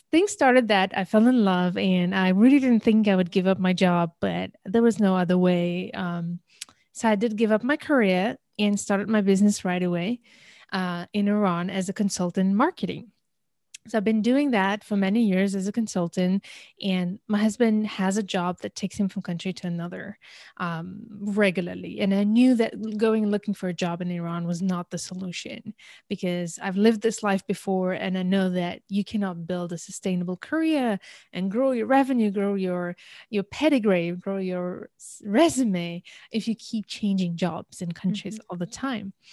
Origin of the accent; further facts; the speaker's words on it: Algeria; also born or lived in India; I originally come from Algeria, I was born in India and raised in many countries, just to make it short, right?